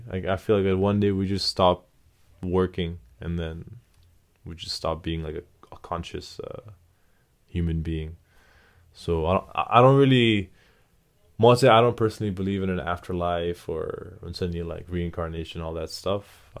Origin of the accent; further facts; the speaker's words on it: Kathmandu, Bagmati, Nepal; English is a second language; now in United States; it was a big change from … born and raised in Kathmandu. It was a big change going to going to the U.S.